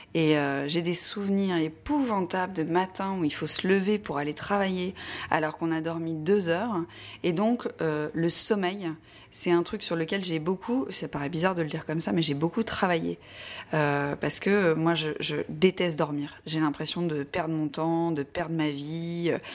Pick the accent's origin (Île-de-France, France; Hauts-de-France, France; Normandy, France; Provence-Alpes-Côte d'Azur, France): Hauts-de-France, France; the North; now in Paris, France; je viens du Nord, je ne suis pas du tout parisienne